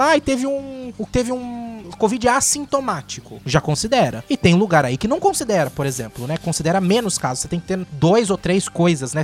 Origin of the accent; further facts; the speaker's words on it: Brazil; A gente é nipo-brasileiro